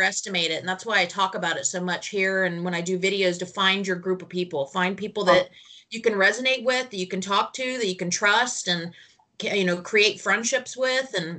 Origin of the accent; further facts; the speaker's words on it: Southern California, United States; now in North Carolina, United States; I'm currently in North Carolina, and I'm from Southern California